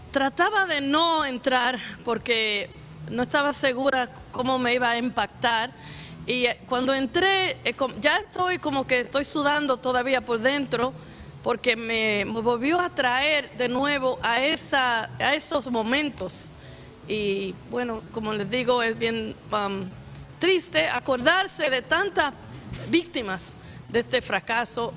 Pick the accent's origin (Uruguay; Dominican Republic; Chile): Dominican Republic; now in New York, United States; yo soy de la República Dominicana